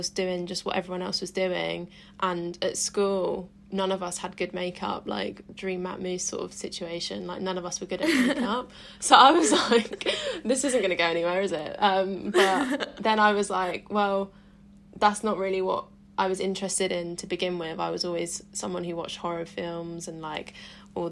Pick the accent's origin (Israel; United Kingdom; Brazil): United Kingdom; Suffolk, East of England; moved away; also born or lived in Bournemouth; sixth form in my hometown in Suffolk